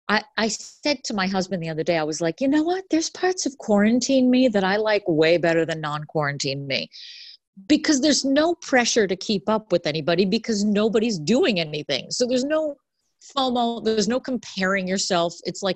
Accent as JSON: {"language": "English", "town": "Boston", "region": "Massachusetts", "country": "United States", "moved": "yes", "lives_now": "West Orange, United States", "said": "I'm from Boston."}